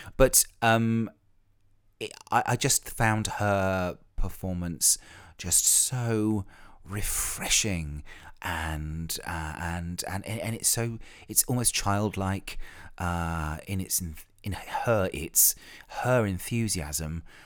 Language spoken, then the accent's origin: English; Ilfracombe, South West England, United Kingdom; moved away; I spent most of my teenage years living in a seaside town in North Devon called Ilfracombe, which is in the west country of England